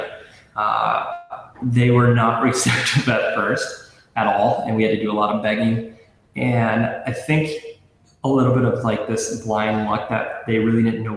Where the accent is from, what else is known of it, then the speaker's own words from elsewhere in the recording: St. Cloud, Minnesota, United States; I'm from St. Cloud. I'm born and raised, love the city.